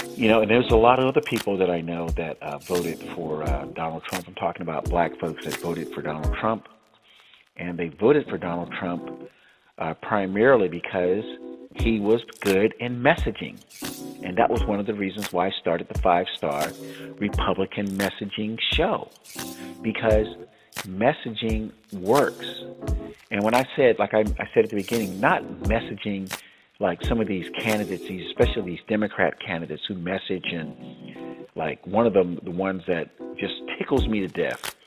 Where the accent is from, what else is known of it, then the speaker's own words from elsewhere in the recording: South Florida, United States; my friends that I grew up with in South Florida